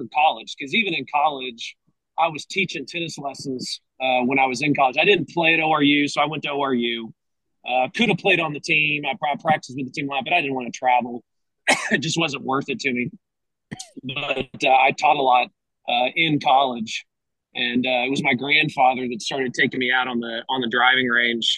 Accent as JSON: {"language": "English", "town": "Tulsa", "region": "Oklahoma", "country": "United States", "tie": "born or raised there", "said": "I grew up in Tulsa. My wife and I still live there with our four kiddos"}